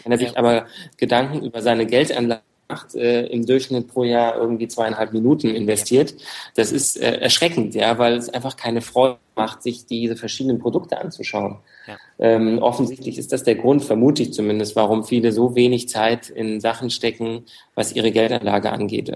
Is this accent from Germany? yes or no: yes; Frankfurt, Hesse, Germany; Ja, ich bin Frankfurter, also geboren in Frankfurt